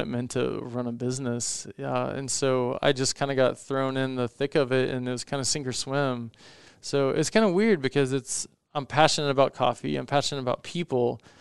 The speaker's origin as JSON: {"language": "English", "region": "Indiana", "country": "United States", "tie": "born or raised there", "said": "growing up in Indiana"}